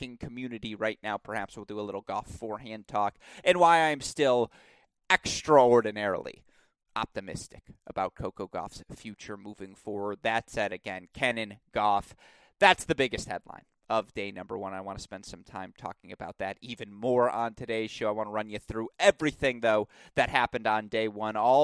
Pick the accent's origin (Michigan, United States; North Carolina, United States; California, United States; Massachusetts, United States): Michigan, United States; Bloomfield Hills; here in my hometown